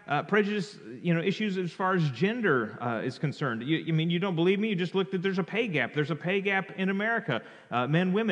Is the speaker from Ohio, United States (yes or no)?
no; California, United States; I grew up in California